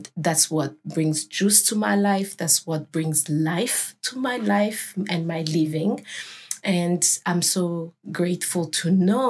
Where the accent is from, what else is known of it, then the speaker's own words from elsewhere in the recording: Burundi; I'm from Burundi